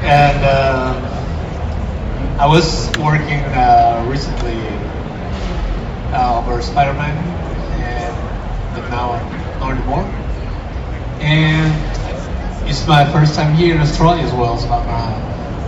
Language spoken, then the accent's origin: English; Mexico; I'm from Mexico, and I work for Marvel Comics.